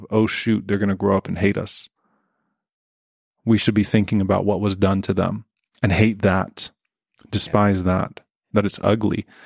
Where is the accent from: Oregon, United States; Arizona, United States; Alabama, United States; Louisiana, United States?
Louisiana, United States; South; a Palestinian American Muslim who grew up in South Louisiana